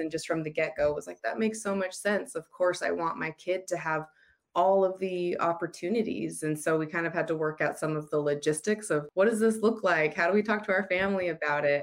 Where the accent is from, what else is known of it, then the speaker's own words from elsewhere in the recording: United States; moved away as an adult; also born or lived in Utah; now in Australia; I'm American.